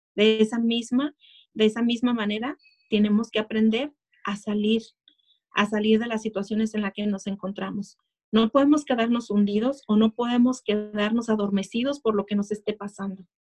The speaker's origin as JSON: {"language": "Spanish", "town": "Tijuana", "region": "Baja California", "country": "Mexico", "tie": "born or raised there", "moved": "yes", "lives_now": "United States", "said": "yo nací en México, nací muy cerquita de aquí de Estados Unidos, nací en Tijuana"}